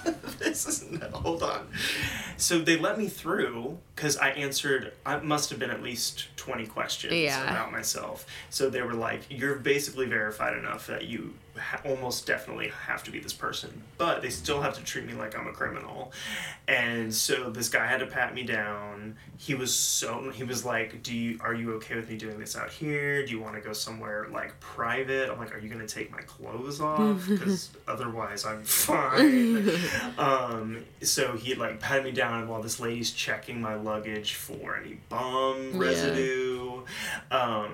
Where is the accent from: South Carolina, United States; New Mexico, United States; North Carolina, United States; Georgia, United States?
North Carolina, United States; I am from North Carolina, and that's where I'm going.